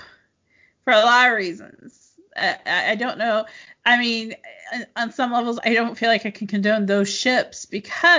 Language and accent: English; Midwest, United States; also born or lived in Kansas; now in Los Angeles, United States; I'm from the Midwest